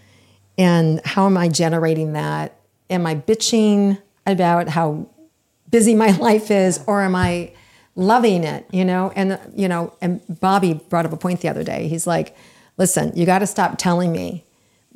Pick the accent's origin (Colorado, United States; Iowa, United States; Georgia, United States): Iowa, United States; moved away as an adult; also born or lived in Florida; When I first was 18 years old and I moved and left from Iowa to Florida